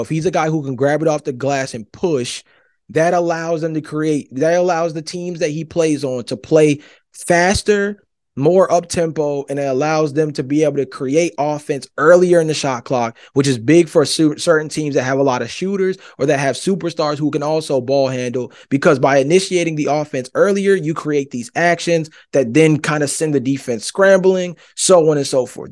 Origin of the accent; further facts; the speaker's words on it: Georgia, United States; I'm from Georgia